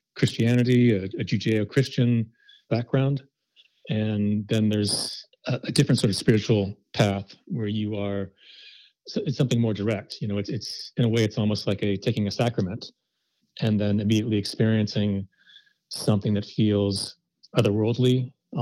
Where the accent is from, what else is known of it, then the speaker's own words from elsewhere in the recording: Midwest, United States; I was brought up in the Midwest going to a Protestant-based